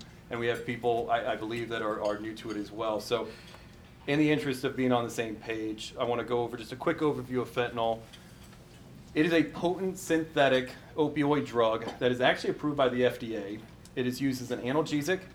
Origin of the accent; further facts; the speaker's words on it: Midwest, United States; moved away as an adult; also born or lived in New York City; now in Alaska, United States; I came from the Midwest